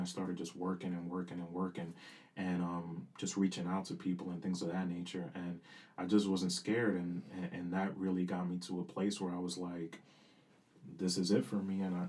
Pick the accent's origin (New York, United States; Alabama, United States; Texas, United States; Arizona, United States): New York, United States; New York City; first language Spanish; English is a second language; growing up in Dykeman, man, like, my family's like half and half.